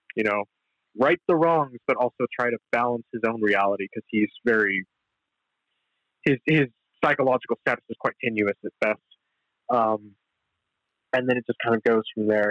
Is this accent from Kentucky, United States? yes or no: no; Los Angeles, California, United States; me being you know an LA kid